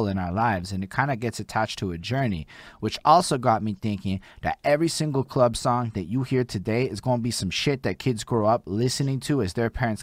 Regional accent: Montreal, Quebec, Canada; I'm from Montreal

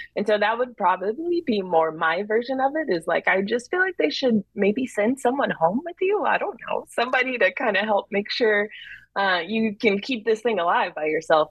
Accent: Texas, United States; also born or lived in New Jersey; I was born in Jersey. My dad does live in New York, but I was raised in Texas

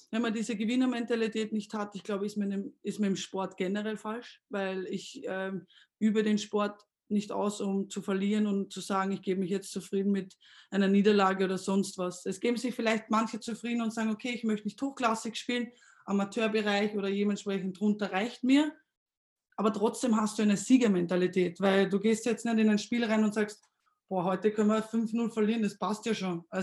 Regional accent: Austria; moved away as an adult; now in Germany; als Österreicher vielleicht mit Bayern ein bisschen naheliegend, aber die Mentalität hatte ich definitiv in mir.

